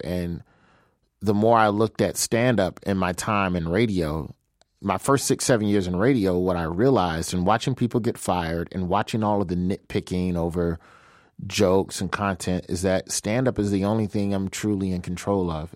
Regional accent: Birmingham, Alabama, United States; moved away as an adult; now in Los Angeles, United States; I'm from Birmingham, Alabama.

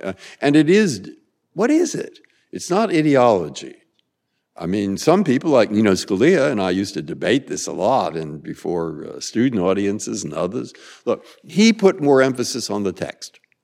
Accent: San Francisco, California, United States; moved away; also born or lived in Boston; I grew up in San Francisco and lived in Boston

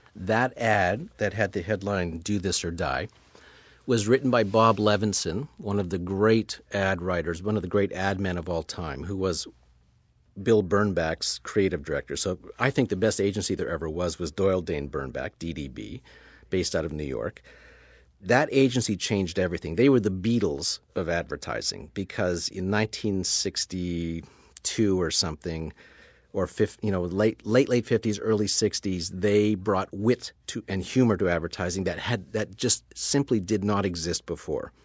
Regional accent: Sudbury, Ontario, Canada; now in Toronto, Canada; I grew up in Sudbury, Ontario, which is five hours north of where I'm sitting right now in Toronto

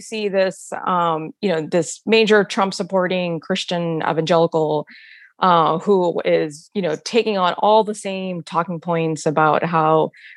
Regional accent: United States; an American Muslim and who, you know, sort of came of age in the post 9/11 landscape

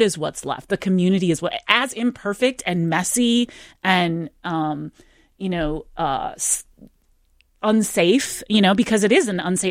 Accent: Ann Arbor, Michigan, United States; I'm a Michigander. I grew up in Ann Arbor, Michigan

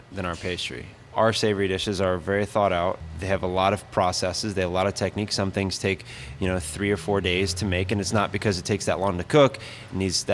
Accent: the South, United States; I'm from the South

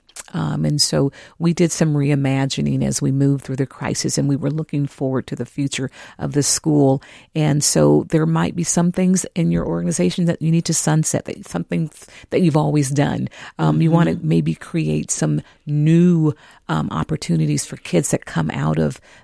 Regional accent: California, United States; now in Minneapolis, United States; I'm from California

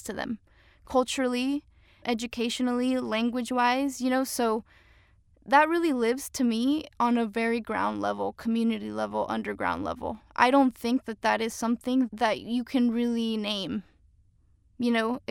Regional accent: McAllen, Texas, United States; also born or lived in Cancun, Mexico / Austin, Texas; now in Portland, United States; I was raised in McAllen, Texas, border to Reynosa, Tamaulipas

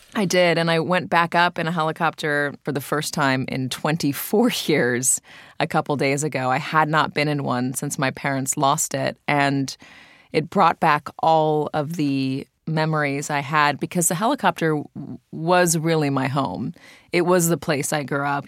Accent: Santa Monica, California, United States; born or raised there

